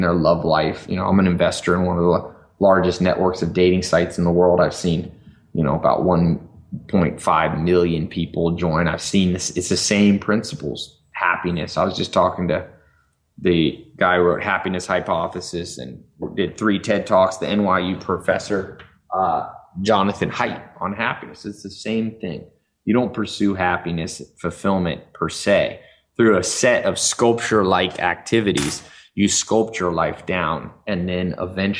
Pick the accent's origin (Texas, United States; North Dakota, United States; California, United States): California, United States; Los Angeles; moved away; also born or lived in North Carolina; I was born in Los Angeles. And so from the inner city